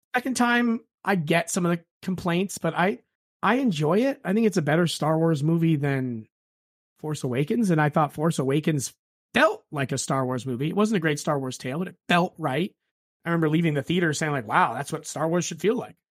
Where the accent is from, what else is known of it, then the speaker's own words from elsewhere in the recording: United States; growing up in America